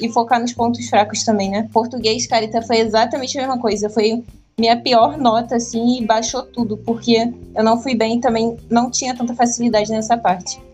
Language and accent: Portuguese; Rio de Janeiro, Brazil; moved away as an adult; now in Salvador, Brazil; Eu sou carioca. Eu tenho 21 anos e toda a minha vida, toda a minha família é do Rio também.